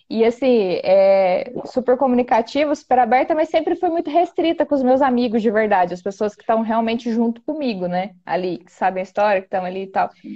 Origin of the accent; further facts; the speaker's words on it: Campos Gerais, Minas Gerais, Brazil; eu nasci e fui criada em zona rural